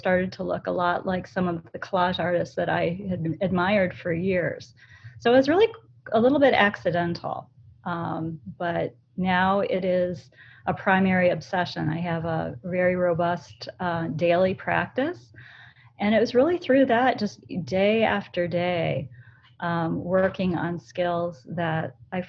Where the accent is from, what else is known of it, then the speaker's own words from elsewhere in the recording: Toledo, Ohio, United States; I'm from the Rust Belt in Toledo, Ohio